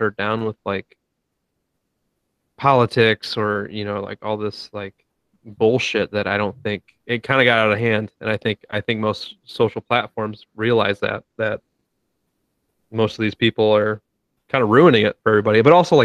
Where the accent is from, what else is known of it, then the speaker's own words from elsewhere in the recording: Ohio, United States; we're from Ohio